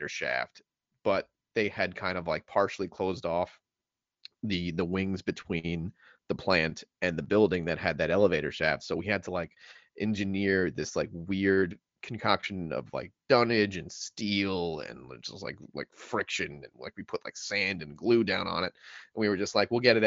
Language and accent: English; New York City, New York, United States; I'm a BK guy